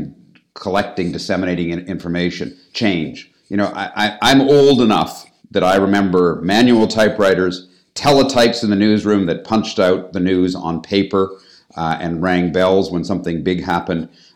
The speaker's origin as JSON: {"language": "English", "town": "Toronto", "region": "Ontario", "country": "Canada", "also_born_or_lived": "United States", "moved": "as an adult", "lives_now": "London, United Kingdom", "said": "I'm originally from Canada, from Toronto"}